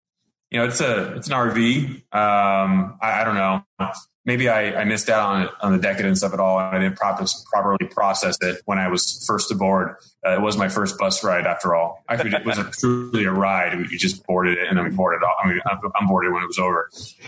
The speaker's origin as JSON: {"language": "English", "town": "San Diego", "region": "California", "country": "United States", "said": "San Diego, which is where I'm from."}